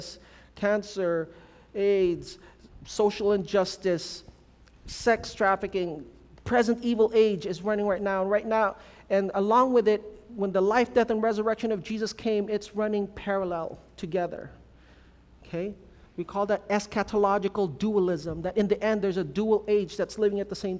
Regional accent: California, United States; moved away; also born or lived in Philippines; I'm, from California

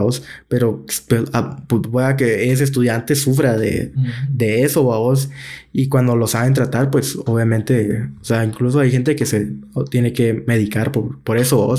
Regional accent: Guatemala; como guatemaltecos

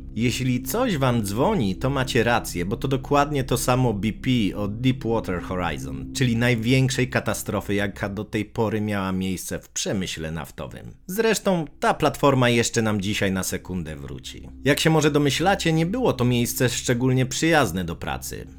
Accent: Gdańsk, Pomeranian Voivodeship, Poland; u nas w Gdańsku jest bardzo podobnie

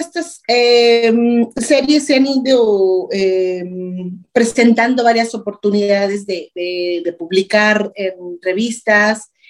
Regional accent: Mexico; en mi país, eh, de mi casa, de mi entorno

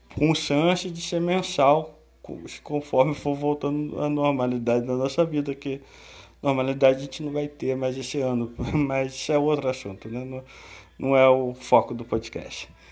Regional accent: Rio de Janeiro, Brazil; sou do Rio

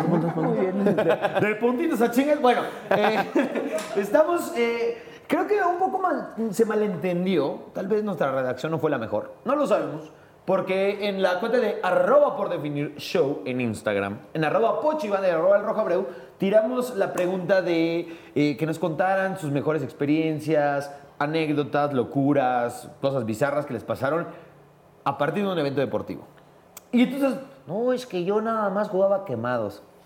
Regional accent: Mexico; habíamos como 40 mexicanos

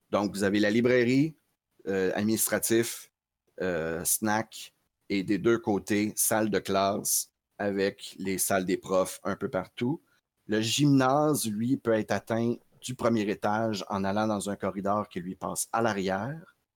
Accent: New York, United States; J'ai grandi dans Queens, oui.

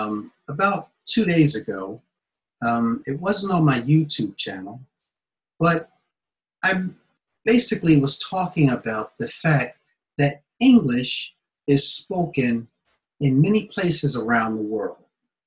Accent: United States; accent: American; just as I am talking to you right now with my American accent and my American dialect

